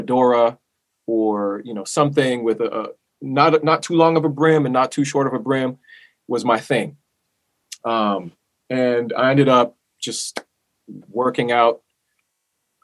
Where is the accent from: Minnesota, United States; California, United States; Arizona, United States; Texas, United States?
California, United States; Southern; My parents are from Panama and I grew up in Southern California.